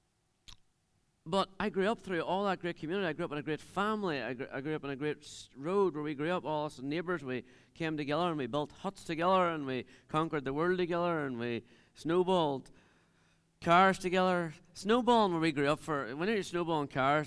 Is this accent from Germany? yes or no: no; Dunamanagh, Northern Ireland, United Kingdom; I'm from Dunamana. I live in the middle of nowhere, on top of a hill, really.